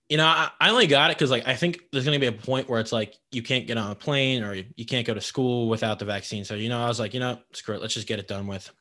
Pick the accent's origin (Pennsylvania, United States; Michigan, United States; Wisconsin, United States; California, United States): Pennsylvania, United States; King of Prussia; I'm from King of Prussia